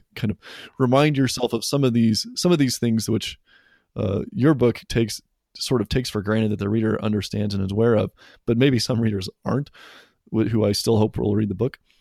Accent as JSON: {"language": "English", "region": "Western Colorado", "country": "United States", "tie": "born or raised there", "said": "I grew up in Western Colorado"}